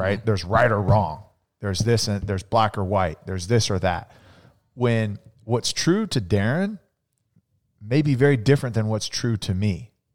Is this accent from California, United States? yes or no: yes; Central California, United States; growing up, you know, in, in Central California, it was very different than growing up in Phoenix